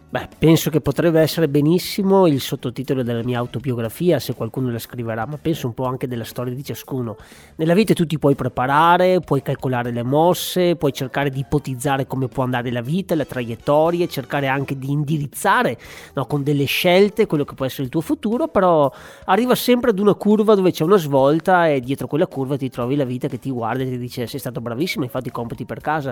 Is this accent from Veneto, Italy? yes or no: yes; Asiago plateau, Veneto, Italy; also born or lived in Padua; della mia terra, dell'alto piano di Asiago